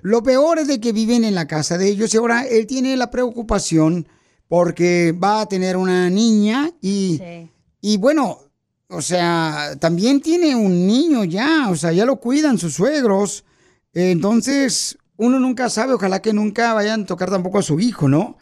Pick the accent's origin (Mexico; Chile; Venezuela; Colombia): Mexico; now in United States; nosotros con los que venimos de México